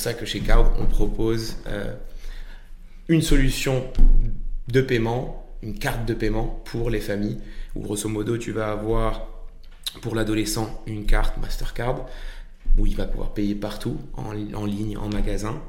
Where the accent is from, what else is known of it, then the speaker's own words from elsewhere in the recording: Marrakech, Marrakesh-Safi, Morocco; moved away as an adult; now in France; Franco-américain, mais j'ai eu, euh, j'ai eu la chance de, de, grandir et de naître à Marrakech. Euh, et donc j'ai passé 18 euh, ans au Maroc jusqu'à jusqu'à mon bac.